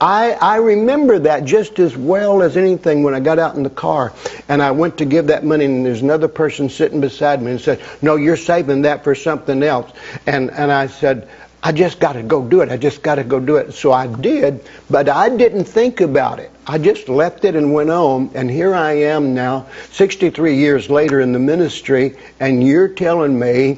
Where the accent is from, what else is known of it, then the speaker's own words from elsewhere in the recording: Chattanooga, Tennessee, United States; I'm from Chattanooga